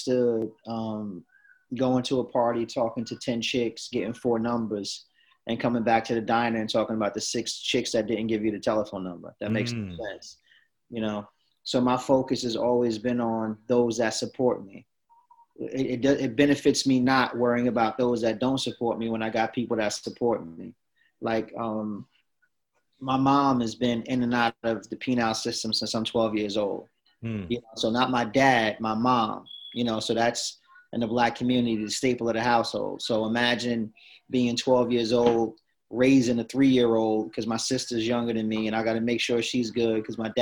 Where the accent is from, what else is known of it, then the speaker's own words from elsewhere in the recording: Passaic, New Jersey, United States; growing up in Passaic